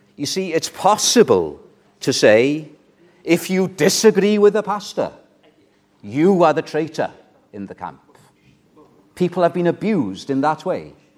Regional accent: Wales, United Kingdom; I'm British, I'm Welsh. That's my identity

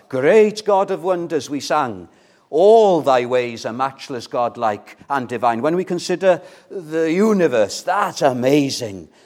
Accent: Llandudno, Wales, United Kingdom; moved away; When I was living in Llandudno, I was brought up in North Wales, Llandudno, the Queen of Welsh Resorts

